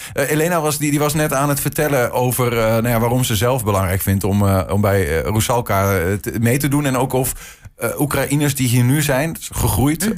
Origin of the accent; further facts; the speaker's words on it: Netherlands; ik ben een, eh, een Nederlander